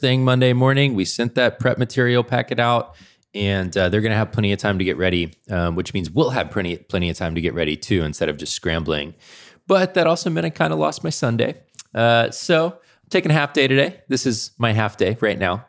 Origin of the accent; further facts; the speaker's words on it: Atlanta, Georgia, United States; I grew up in Atlanta.